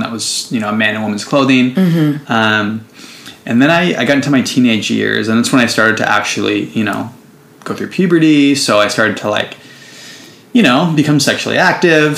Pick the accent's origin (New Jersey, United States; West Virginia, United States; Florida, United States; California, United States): California, United States; San Jose; moved away as an adult; now in Oakland, United States; I'm um, from the Bay Area. I'm from San Jose, actually. Currently live in Oakland